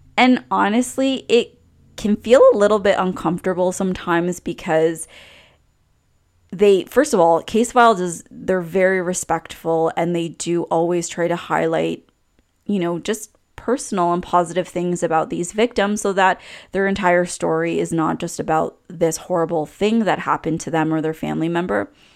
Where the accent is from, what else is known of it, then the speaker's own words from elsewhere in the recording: Canada; as a Canadian